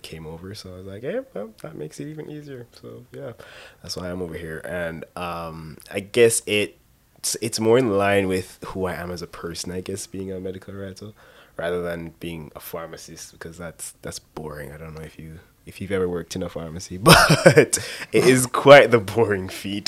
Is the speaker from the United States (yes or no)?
no; Jamaica; moved away as an adult; now in London, United Kingdom; being born in Jamaica and my father being Jamaican, I was just Jamaican